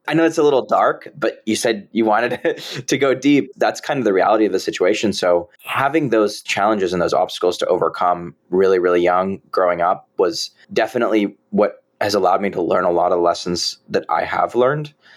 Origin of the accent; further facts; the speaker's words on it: San Jose, California, United States; I was born and raised in San Jose, California